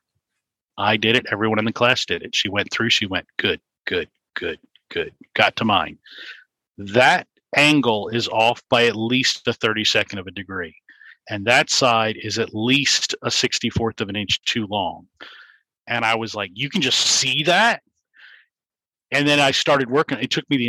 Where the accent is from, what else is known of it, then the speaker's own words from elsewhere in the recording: Richmond, Virginia, United States; I grew up in Richmond, Virginia